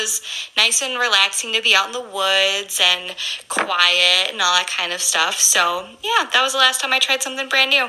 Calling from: Madison, Wisconsin, United States; I'm from the Madison, Wisconsin area.

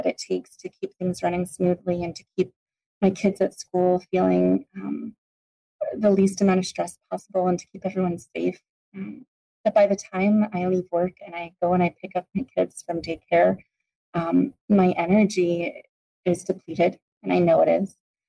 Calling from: Arizona, United States; I'm calling from Arizona.

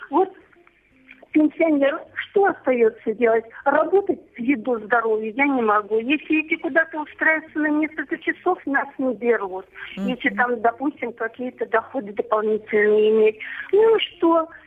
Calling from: Volgograd, Volgograd Oblast, Russia; Здравствуйте, я из Волгограда пенсионера, 10 лет я на пенсии.

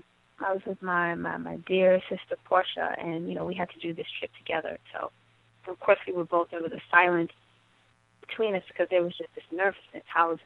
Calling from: New York City, New York, United States; I'm in New York City, Gotham. I'm in New York.

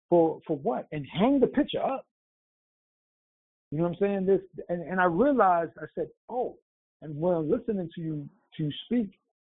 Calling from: New York City, New York, United States; Greetings. It's …. I'm out in NYC.

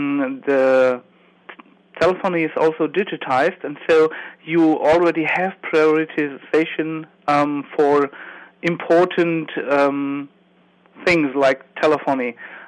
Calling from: Germany; I'm calling from Germany.

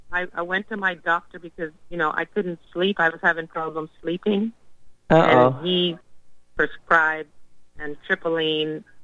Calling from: Tennessee, United States; I'm {S7} … from Tennessee, the one that did the discovery se- session with you two weeks ago.

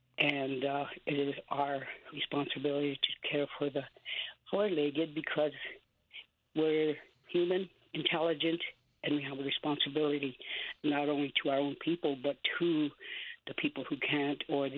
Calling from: Oglala, South Dakota, United States; Yeah, well, actually, I'm calling from Oglala, which is on the west side.

